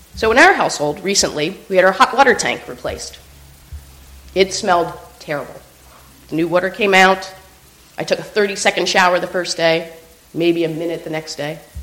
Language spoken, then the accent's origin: English; Pennsylvania, United States; Pennsylvania, my home state